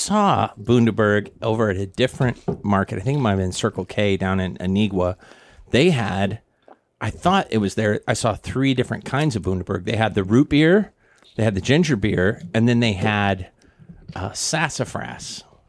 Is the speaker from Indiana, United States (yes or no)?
no; Missouri, United States; now in Guam; We grew up in Missouri. We had a place called Topsy's Popcorn